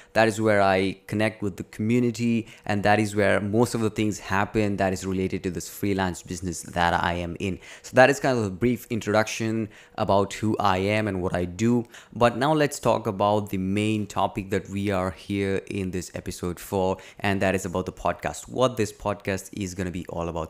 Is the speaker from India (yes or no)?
yes; India; I'm from India